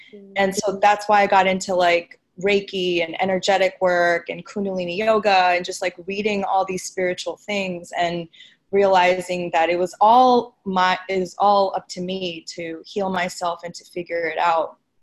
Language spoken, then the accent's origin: English; New York City, New York, United States; I'm I'm a New Yorker